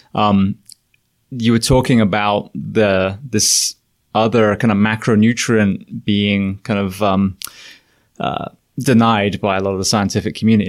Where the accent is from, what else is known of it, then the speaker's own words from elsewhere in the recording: England, United Kingdom; moved away as an adult; also born or lived in California / Florida; now in United States; I'm an Englishman